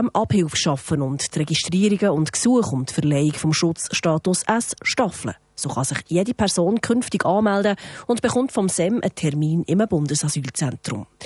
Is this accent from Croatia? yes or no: yes; Croatia; German is a second language; now in Switzerland; Ich komme aus Kroatien und habe ein gleiches Schicksal 91 bis 95 gehabt.